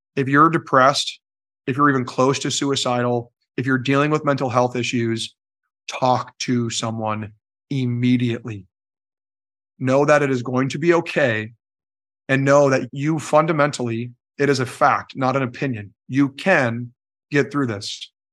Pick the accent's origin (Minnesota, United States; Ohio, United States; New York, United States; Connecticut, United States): Minnesota, United States; Belle Plaine; cleared a lot of what is Belle Plaine today, the town